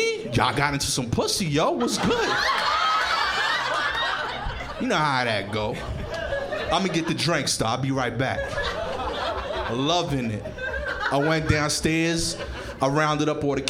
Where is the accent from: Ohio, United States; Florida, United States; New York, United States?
New York, United States; New York City; I'm from East New York, Brooklyn